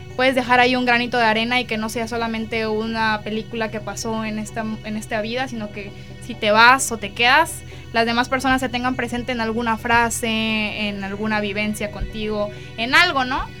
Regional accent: Mexico

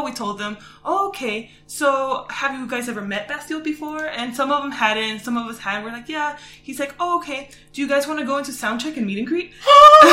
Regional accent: Texas, United States; I'm from Texas

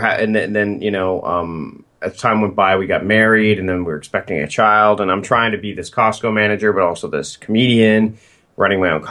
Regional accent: Hamilton, Ontario, Canada; moved away as an adult; also born or lived in Port Coquitlam, British Columbia / Victoria, British Columbia; I'm originally from Hamilton, Ontario

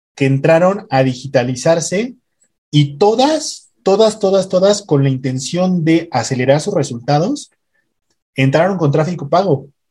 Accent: Mexico City, Mexico; now in Puebla, Mexico; yo soy de México. Actualmente vivo, vivo acá en Puebla

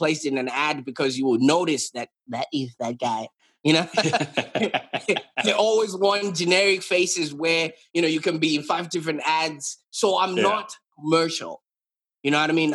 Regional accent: Zimbabwe; moved away as an adult; now in Australia; So I was brought up in Zimbabwe

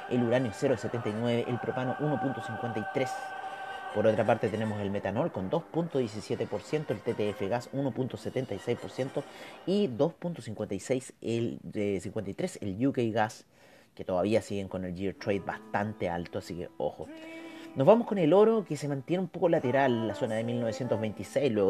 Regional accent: Chile; Así que esperemos que eso nos beneficie a nosotros como chilenos, ¿no?

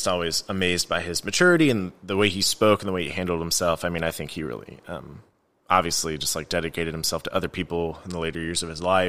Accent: Chicago, Illinois, United States; You know, I grew up in Chicago

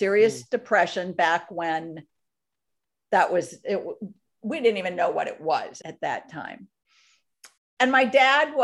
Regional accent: outside of Minneapolis, Minnesota, United States; I grew up in Minnesota on a lake outside of Minneapolis, a big lake.

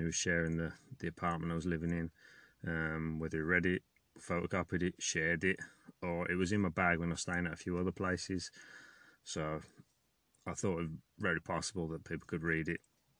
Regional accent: England, United Kingdom; moved away; I'm from England

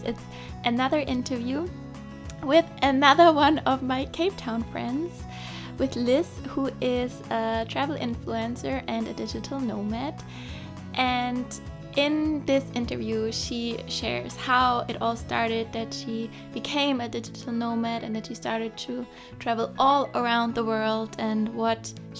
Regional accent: Germany; you didn't grow up in Germany like I did

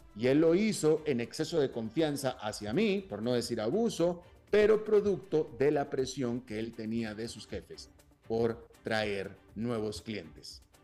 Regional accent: Monterrey, Nuevo León, Mexico; moved away as an adult; yo soy de Monterrey, y viví los primeros 32 años de mi vida en Monterrey

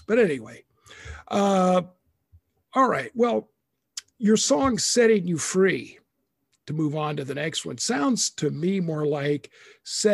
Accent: Idaho, United States; also born or lived in Texas / Waukesha, Wisconsin; now in Wisconsin, United States; even though I'm not originally from Texas, I'm from Idaho

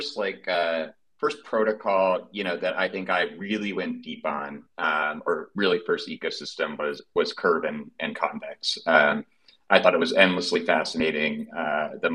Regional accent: Midwest, United States; accent: Midwestern; my Midwestern accent

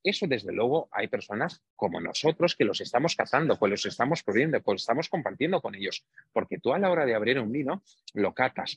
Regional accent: Romania; moved away; de un pueblo muy pequeñito en Rumanía, muy cerquita, como tú bien has dicho, de los Cárpatos. Mi familia es húngara de origen, nacimos en Rumanía

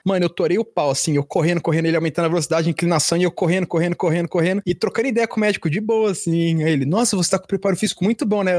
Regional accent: São Paulo, Brazil; eu sou paulista.

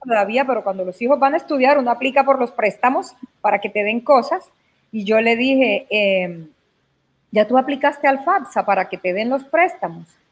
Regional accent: Caucasia, Antioquia, Colombia; moved away; es de mi natal Caucasia, porque es el pueblo donde yo nací.

